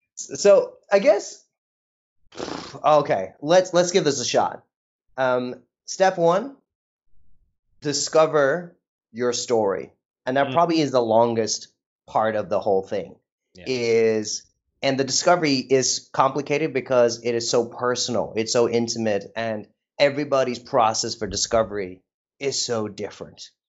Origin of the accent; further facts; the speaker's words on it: India; moved away; also born or lived in United States; I don't think I recognized I was Indian or brown until I went to the US.